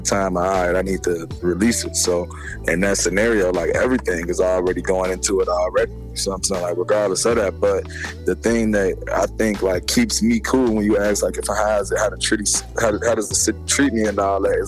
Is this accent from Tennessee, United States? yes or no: no; Chicago, Illinois, United States; I'm from the west side, BL South. Like, I grew up on the west side, BL South